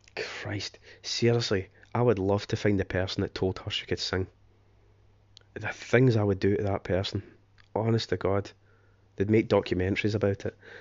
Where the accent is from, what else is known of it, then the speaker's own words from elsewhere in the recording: Scotland, United Kingdom; moved away as an adult; now in England; being s, a Scotsman, I am half English, but, you know, born and raised in Scotland, I've lived in England for nearly seventeen years now, half my life